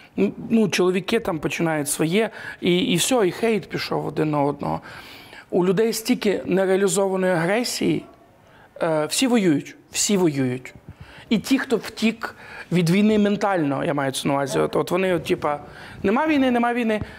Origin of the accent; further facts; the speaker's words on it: Ivano-Frankivsk Oblast, Ukraine; я з Івано-Франківської області